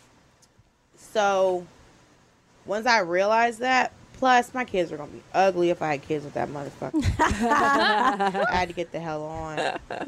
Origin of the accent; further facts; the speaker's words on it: Atlanta, Georgia, United States; also born or lived in Miami; My mother's from Miami. We live there, but I grew up mostly in Atlanta